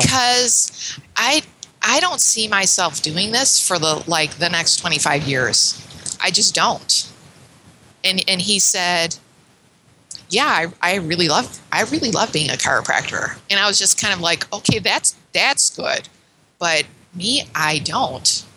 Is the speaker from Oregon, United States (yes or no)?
no; Chicago, Illinois, United States; moved away as an adult; now in Ottawa, Canada; I'm born and raised in Chicago